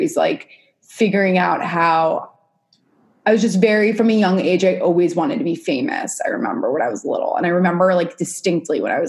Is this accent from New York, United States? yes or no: yes; New York City, New York, United States; I grew up in New York City, born and raised